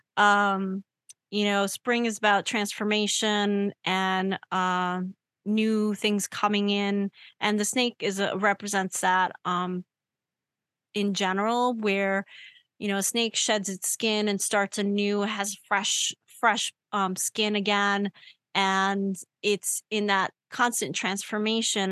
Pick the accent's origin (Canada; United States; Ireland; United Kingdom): United States; New York; I grew up in New York. So I'm used to New York and I'm used to New York noise.